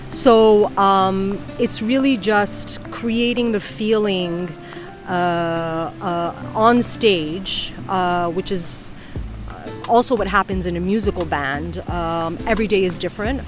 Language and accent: English; New York City, New York, United States; moved away as an adult; also born or lived in Madrid, Spain; now in Ibiza, Spain; I was born and raised in New York City